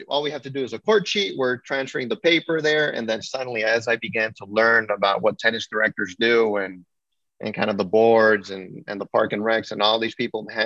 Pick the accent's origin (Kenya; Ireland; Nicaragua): Nicaragua; moved away; also born or lived in Miami, Florida, United States; I grew up in Nicaragua